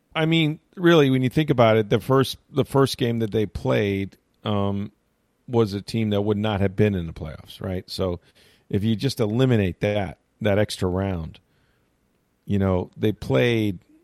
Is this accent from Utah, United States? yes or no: no; St. Petersburg, Florida, United States; my hometown of St. Petersburg